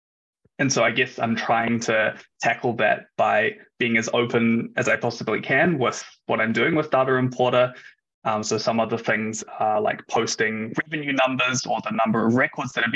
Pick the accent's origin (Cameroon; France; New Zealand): New Zealand; moved away as an adult; now in Germany; I'm originally from New Zealand, which is obviously on the other side of the world